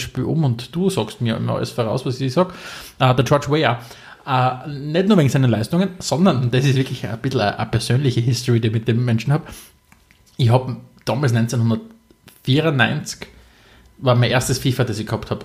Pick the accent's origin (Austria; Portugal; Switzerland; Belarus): Austria